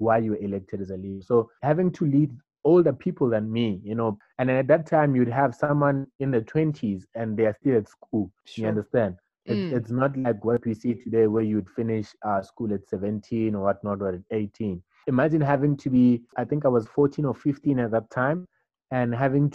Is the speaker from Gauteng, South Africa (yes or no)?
yes; Orange Farm, Gauteng, South Africa; I grew up in Orange Farm